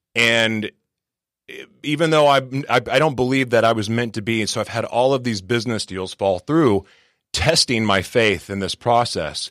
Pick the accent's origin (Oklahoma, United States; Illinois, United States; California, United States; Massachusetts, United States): Oklahoma, United States; Oklahoma City; now in San Diego, United States; I'm originally from Oklahoma City, Oklahoma